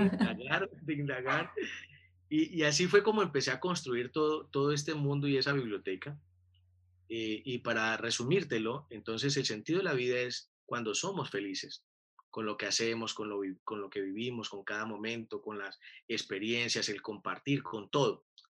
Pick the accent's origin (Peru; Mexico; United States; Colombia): Colombia; Buenaventura, Valle del Cauca; moved away as an adult; also born or lived in Cali; soy de Buenaventura, y a los 20 años, cuando estaba en tercer semestre de mi primera carrera, tomé la decisión de, de pedir el traslado a la Universidad del Valle en Cali